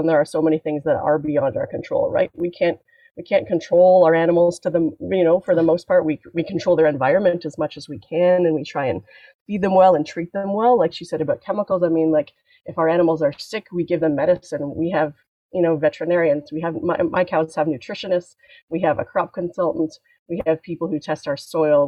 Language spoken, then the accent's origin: English; Canada; as a Canadian farmer